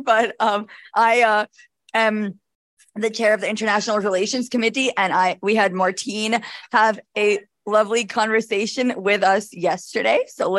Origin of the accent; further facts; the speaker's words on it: Albany, New York, United States; I'm from Albany, New York.